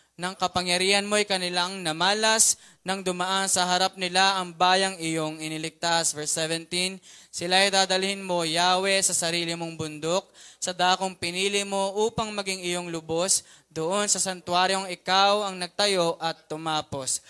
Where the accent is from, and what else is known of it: Philippines; also born or lived in Mandaluyong